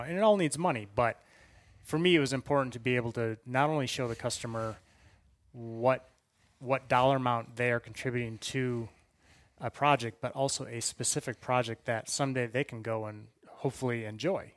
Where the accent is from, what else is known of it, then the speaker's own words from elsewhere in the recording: Wisconsin, United States; moved away as an adult; now in Colorado, United States; I hail originally from Wisconsin. Grew up, uh, literally a five-minute bike ride from the Mississippi River